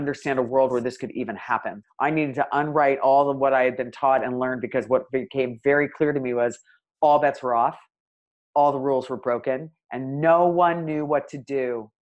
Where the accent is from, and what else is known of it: United States